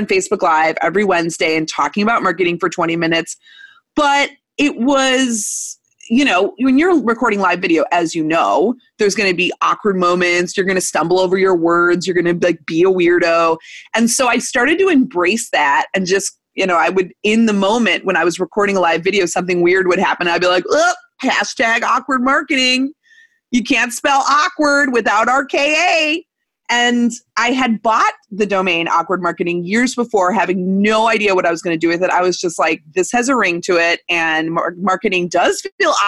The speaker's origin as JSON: {"language": "English", "region": "Missouri", "country": "United States", "tie": "born or raised there", "said": "I was born in Missouri in 1984"}